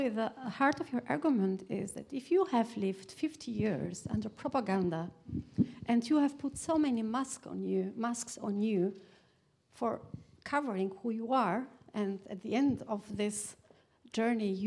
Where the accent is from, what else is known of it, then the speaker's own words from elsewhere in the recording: Albania; moved away; I'm far away from Albania, 20 years